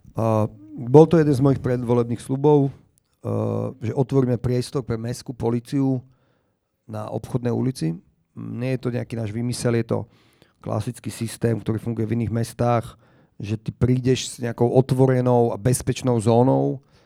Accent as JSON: {"language": "Slovak", "town": "Bratislava", "region": "Bratislava Region", "country": "Slovakia", "tie": "born or raised there", "said": "odkedy ja som vyrastal na Šafarkovom námestí a chodil som do školy na Jesenského, do základy"}